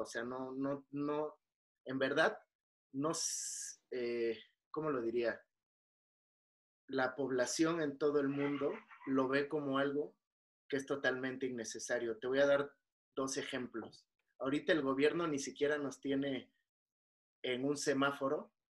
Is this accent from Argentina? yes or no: no; Mexico